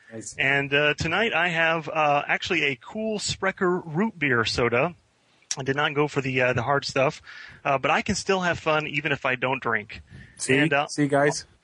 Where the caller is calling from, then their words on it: Tallahassee, Florida, United States; I'm calling in from Tallahassee, Florida, which is uh, not in Canada